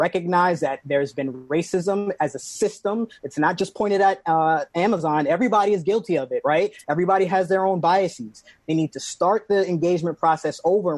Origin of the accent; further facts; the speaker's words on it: New York City, New York, United States; moved away; also born or lived in Washington, D.C.; growing up in New York City